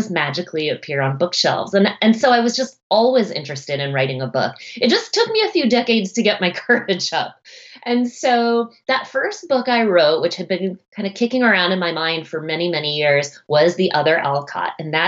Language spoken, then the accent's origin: English; Boston, Massachusetts, United States; now in Seattle, United States; I grew up right outside of Boston, Massachusetts.